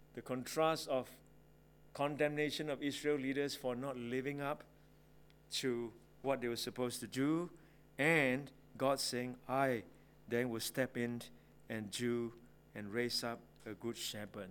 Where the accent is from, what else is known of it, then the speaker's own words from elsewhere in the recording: Singapore; I grew up in Singapore